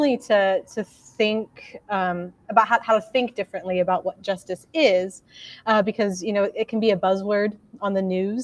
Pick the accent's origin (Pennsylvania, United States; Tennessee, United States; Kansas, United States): Kansas, United States; Mankato; now in Lincoln, United States; originally, I'm from Mankato, Kansas, which is about 2.5 hours south of Lincoln